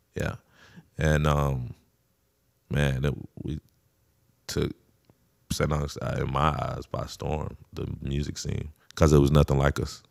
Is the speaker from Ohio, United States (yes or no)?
no; St. Augustine, Florida, United States; I wasn't in Saint Augustine, but that's my hometown